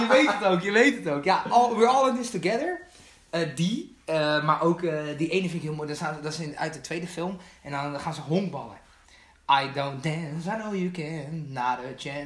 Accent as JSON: {"language": "Dutch", "country": "Netherlands", "said": "onze cultuur als Nederlanders"}